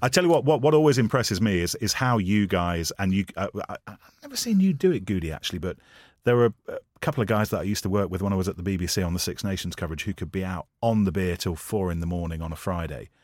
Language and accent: English; Leicester, East Midlands, United Kingdom; I'm from Leicester